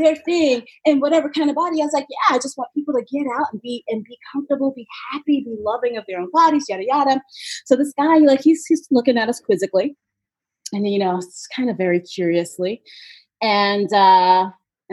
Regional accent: New York City, New York, United States; my hometown marathon

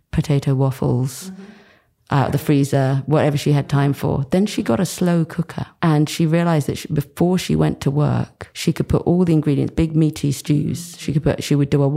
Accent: Rye, South East England, United Kingdom; also born or lived in Kingston upon Thames, London; I was born in Kingston Hospital in Kingston upon Thames, not too far from here. Proper suburbia.

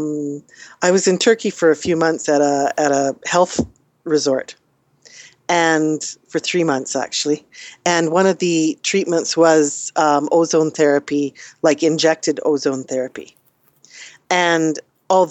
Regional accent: Canada; we're Canadian

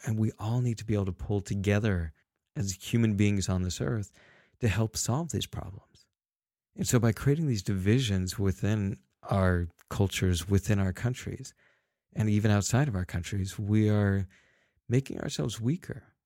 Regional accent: Salt Lake City, Utah, United States; I was born in Salt Lake City

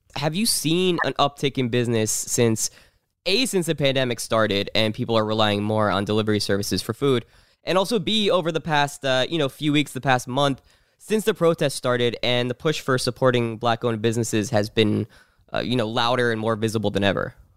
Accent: New Jersey, United States; I grew up in New Jersey, so right across the border.

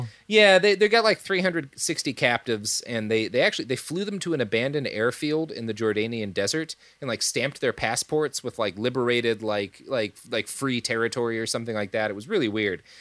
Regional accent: United States; as an American

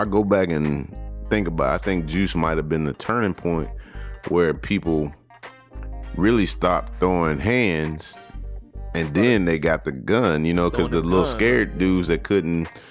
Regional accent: the South, United States; growing up in the South

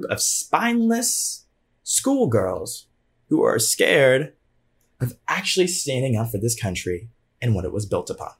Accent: Georgia, United States; my home state of Georgia

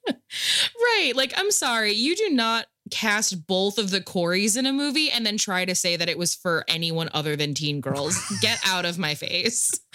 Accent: Rust Belt Midwest, United States; I'm I'm from the Midwest, like Rust Belt Midwest

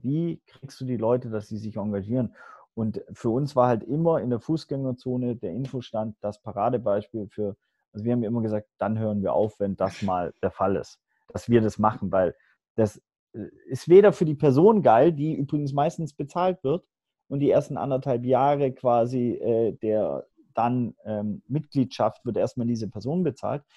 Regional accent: Hamburg, Germany; moved away as an adult; also born or lived in Swabia / Los Angeles; ich bin äh, ein Weltenbürger geboren im Schwabenländle, sozialisiert ähm, auf St. Pauli, dann nach Los Angeles gezogen

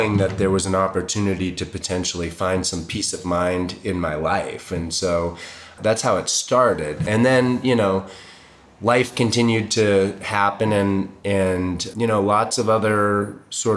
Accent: Boulder, Colorado, United States; also born or lived in Boston; I moved to Boulder in 76, so I was 4. I'm from Boston originally, but got here when I was young and I've been here ever

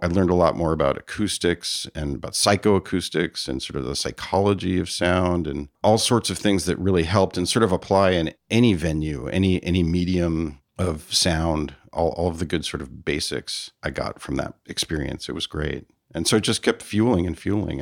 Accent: Palo Alto, California, United States; also born or lived in San Francisco, United States; Palo Alto and my mother moved around a bit in the Bay Area, but I pretty much was in Palo Alto for the bulk of my childhood.

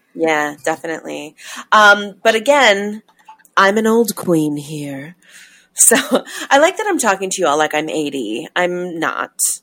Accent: New York, United States; growing up in New York in the 80s and 90s

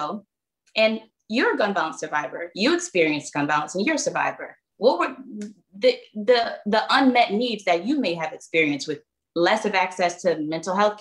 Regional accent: Philadelphia, Pennsylvania, United States; born and raised in Philly

